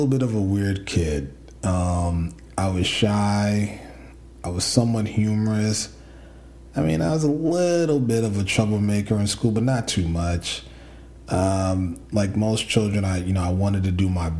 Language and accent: English; New York City, New York, United States; I grew up in the Bronx, son of a doctor and a nurse